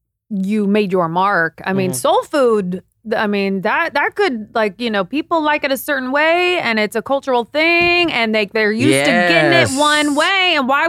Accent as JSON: {"language": "English", "region": "Midwest", "country": "United States", "lives_now": "Los Angeles, United States", "said": "And I'm not from here. Mm-hmm. I'm from the Midwest."}